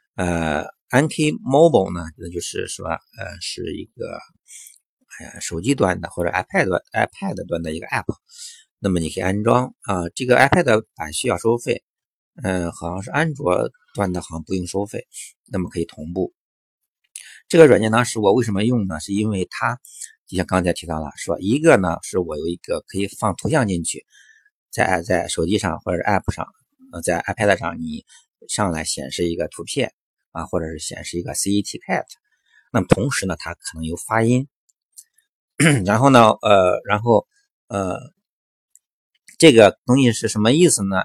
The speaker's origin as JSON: {"language": "Chinese", "country": "China", "said": "我们中国的孩子"}